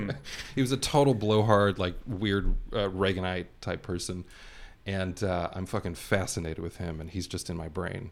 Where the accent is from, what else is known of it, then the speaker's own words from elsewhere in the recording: Los Angeles, California, United States; born and raised here in LA. Never lived anywhere else.